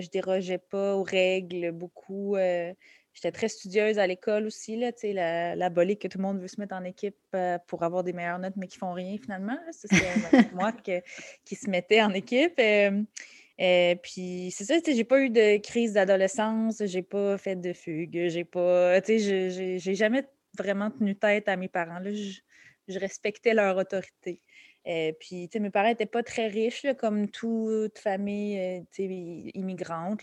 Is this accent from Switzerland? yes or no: no; Laval, Quebec, Canada; also born or lived in Montreal; je suis née à Montréal, je suis née à Hochelaga Maisonneuve. Euh, j'ai passé les six premières années de ma vie ici, puis après ça, on a déménagé euh, à Laval, en banlieue